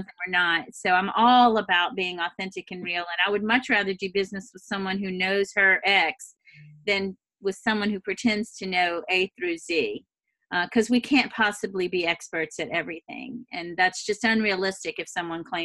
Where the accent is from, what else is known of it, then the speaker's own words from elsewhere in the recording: the South, United States; accent: Southern; with my sweetest Southern accent that, you know, I'm a fellow Southern girl